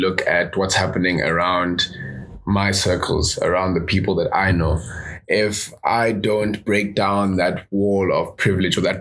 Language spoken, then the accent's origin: English; South Africa; I grew up in South Africa. My parents are divorced, so I moved city to city